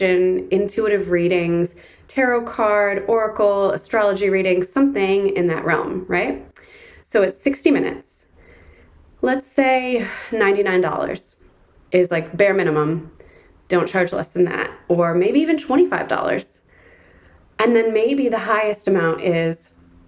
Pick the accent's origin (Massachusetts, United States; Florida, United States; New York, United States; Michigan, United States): Michigan, United States; Ann Arbor; my hometown in Ann Arbor, Michigan